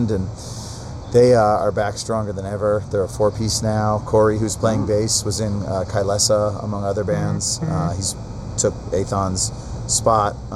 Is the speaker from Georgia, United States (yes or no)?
yes; Atlanta, Georgia, United States; We're from Atlanta.